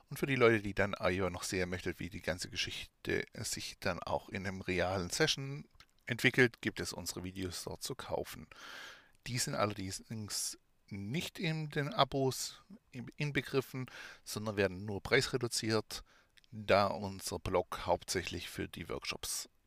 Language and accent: German; Baden-Württemberg, Germany; accent: Swabian; now in Thuringia, Germany; habe ich einen schwäbischen Dialekt, lebe allerdings seit mehreren Jahren in Thüringen. Meinen Dialekt werde ich trotzdem nicht loswerden, da wir Schwaben bekanntlich alles können außer Hochdeutsch.